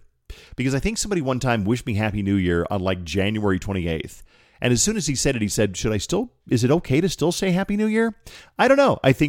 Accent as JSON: {"language": "English", "region": "Colorado", "country": "United States", "tie": "born or raised there", "said": "the Mountaintop Studios are the house I grew up in Colorado that we were able to keep in the family and upgrade and remodel."}